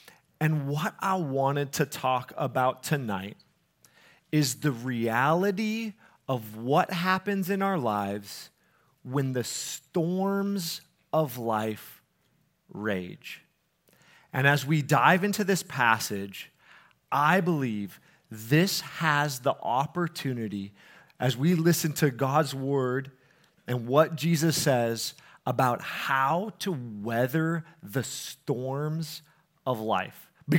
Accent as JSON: {"language": "English", "region": "Colorado", "country": "United States", "lives_now": "Minnesota, United States", "said": "Like, I'm not from the Midwest, and I was a little bit scared about the weather, you know. And people are like, what, it's cold in, you know, Colorado? I'm like, yeah, but we have mountains there, so it, like, makes sense that it's cold."}